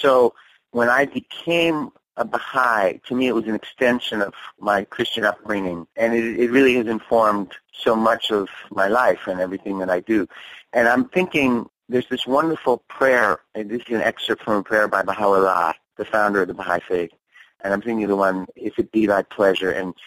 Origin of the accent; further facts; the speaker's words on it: New Jersey, United States; I was raised in the Methodist Church in New Jersey down the street from our house